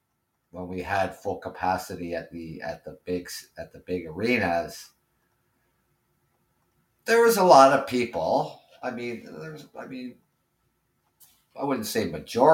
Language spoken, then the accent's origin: English; Ontario, Canada; I'm from Ontario, Canada